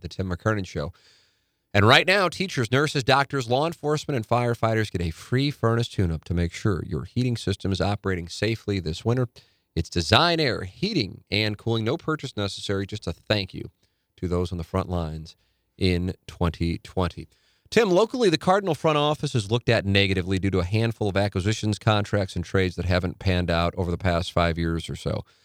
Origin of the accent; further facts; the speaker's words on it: St. Louis, Missouri, United States; Saint Louis